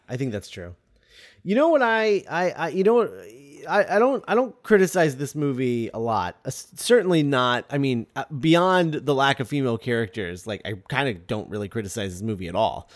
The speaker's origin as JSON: {"language": "English", "country": "United States", "said": "we're American"}